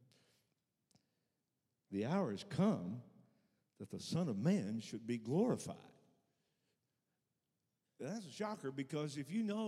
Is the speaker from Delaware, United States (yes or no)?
no; Arkansas, United States; I'm born and raised in Arkansas